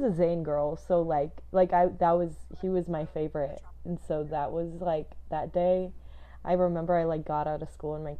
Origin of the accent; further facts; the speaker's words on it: Southern California, United States; now in Nashville, United States; I'm from Southern California. I live in Nashville, Tennessee right now